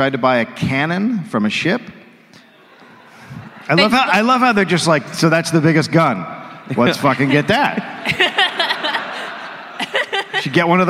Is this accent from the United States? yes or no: yes; United States; I'm from America